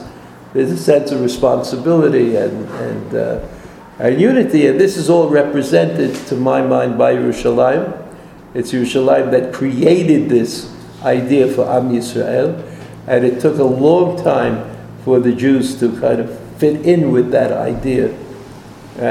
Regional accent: New York, United States; now in Israel; I didn't grow up in America, I grew up in New York

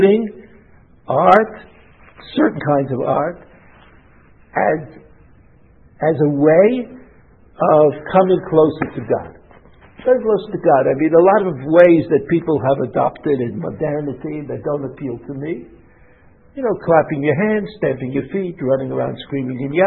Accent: New York, United States; growing up in New York

